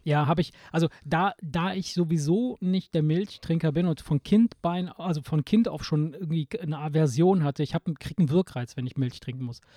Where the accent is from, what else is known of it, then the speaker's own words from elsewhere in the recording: Italy; now in Germany; bei uns in Italien